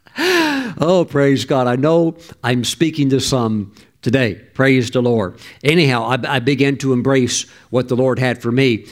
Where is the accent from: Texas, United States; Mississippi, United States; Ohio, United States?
Mississippi, United States; I grew up in the poorest state in the whole country. I was raised in Mississippi.